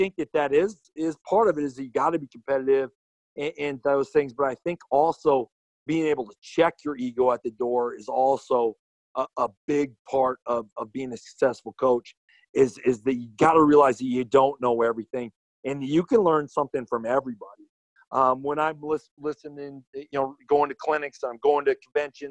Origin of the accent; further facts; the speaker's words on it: South Dakota, United States; moved away as an adult; now in Chadron, United States; I grew up in Red Isle, South Dakota, on a ranch